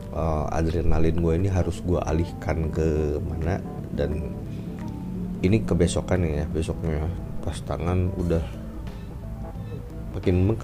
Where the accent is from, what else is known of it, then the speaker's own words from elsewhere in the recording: Bogor, West Java, Indonesia; cerita gue lagi ngajakin bini gue yang orang Jakarta ke kampung halaman gue di Bogor dan benar-benar literally kampung halaman karena di seberang ini adalah rumah gue.